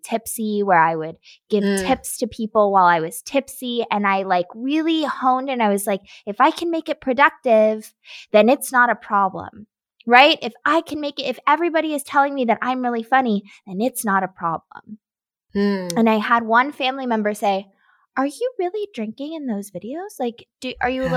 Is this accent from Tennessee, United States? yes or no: yes; Nashville, Tennessee, United States; I grew up in Nashville